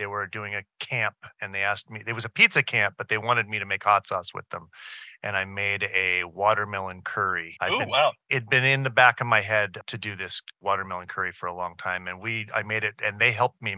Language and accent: English; Southern California, United States; I grew up in Southern California eating nopales that our neighbors would make.